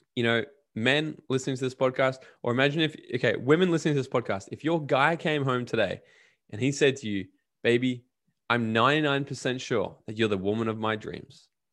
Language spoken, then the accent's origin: English; Australia; me being Australian